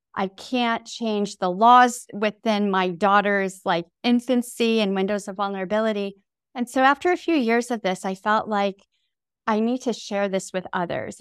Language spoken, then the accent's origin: English; upstate New York, United States; also born or lived in Taipei, Taiwan; we moved to upstate New York when I was nine months old